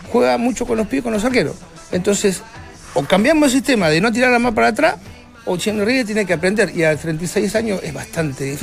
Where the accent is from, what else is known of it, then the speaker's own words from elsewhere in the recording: Argentina; Y, te pongo, por ejemplo, hablamos de Argentina. Yo siendo argentina